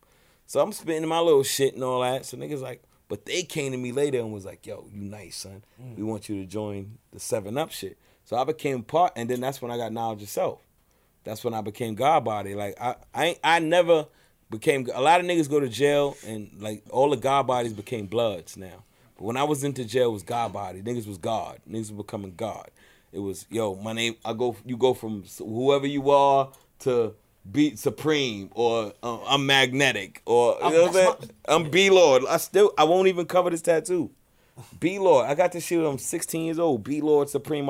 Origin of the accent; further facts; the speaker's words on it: New York City, New York, United States; I'm from Brownsville